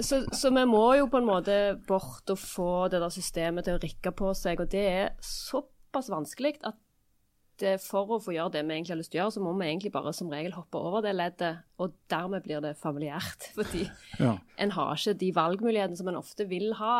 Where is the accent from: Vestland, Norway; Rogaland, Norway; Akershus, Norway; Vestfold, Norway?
Rogaland, Norway; Stavanger; accent: Stavanger dialect